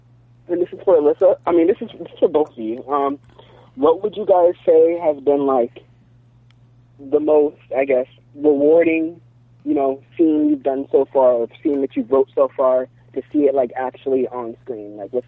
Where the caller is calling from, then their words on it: Florida, United States; Hey, this is … from Florida.